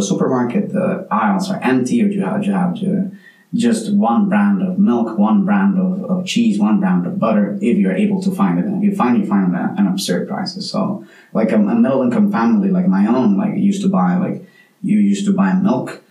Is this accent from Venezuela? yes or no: yes; Venezuela; now in Mostar, Bosnia and Herzegovina; I come from Venezuela